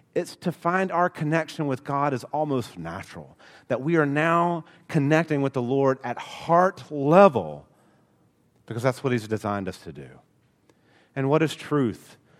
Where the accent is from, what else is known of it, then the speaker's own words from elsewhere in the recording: Alabama, United States; accent: Alabama; I am from Alabama. It comes out every so often.